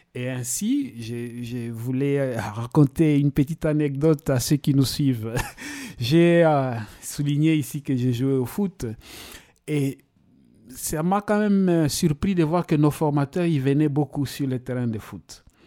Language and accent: French; DR Congo; also born or lived in Kamina, Katanga / Kalemie / Ilebo, Kasai; now in Switzerland; je suis né en République démocratique du Congo, à Kamina, dans la province euh, du Katanga.